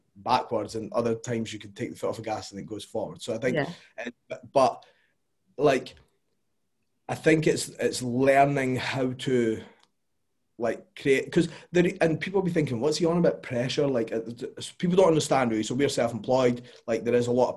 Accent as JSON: {"language": "English", "region": "Scotland", "country": "United Kingdom", "said": "we're Scottish"}